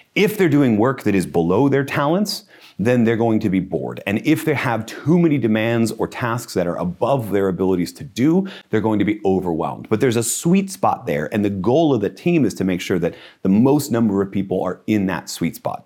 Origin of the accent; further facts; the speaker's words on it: United States; I'm an American